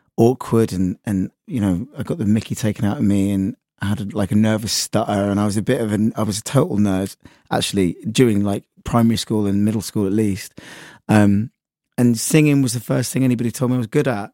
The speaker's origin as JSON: {"language": "English", "town": "Sudbury", "region": "East of England", "country": "United Kingdom", "tie": "born or raised there", "accent": "West Country", "moved": "as an adult", "lives_now": "Brighton, United Kingdom", "said": "my hometown, actually, in Sudbury"}